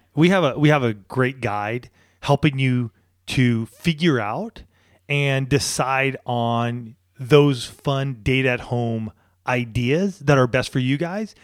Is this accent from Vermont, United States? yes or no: no; San Diego, California, United States; I grew up here in Southern California